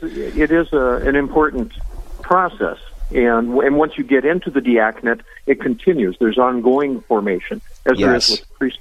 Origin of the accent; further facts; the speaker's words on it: Veseleyville, North Dakota, United States; also born or lived in Park River, North Dakota / Jamestown, North Dakota; I grew up in Vesleyville, North Dakota, St. Luke's. Went to high school in Park River